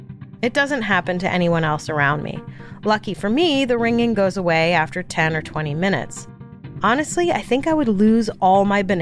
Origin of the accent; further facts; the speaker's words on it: New York City, New York, United States; my hometown, Brooklyn, New York